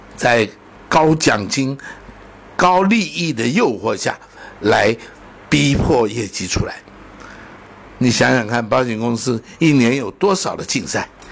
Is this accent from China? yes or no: yes; China; 我们中国人的智慧太厉害了